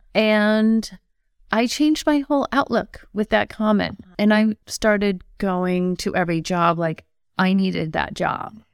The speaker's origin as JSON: {"language": "English", "town": "Longmeadow", "region": "Massachusetts", "country": "United States", "tie": "born or raised there", "said": "I grew up in Long Meadow, Massachusetts"}